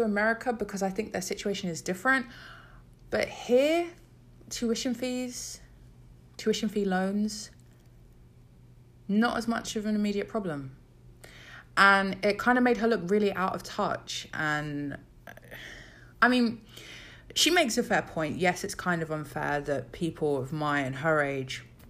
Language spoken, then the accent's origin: English; South of England, United Kingdom; I'm from the South.